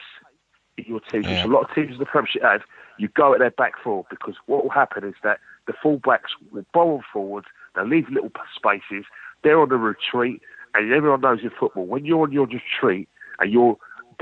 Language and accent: English; London, United Kingdom; I come from the streets of North London, I'm from Finsbury Park, Highbury sides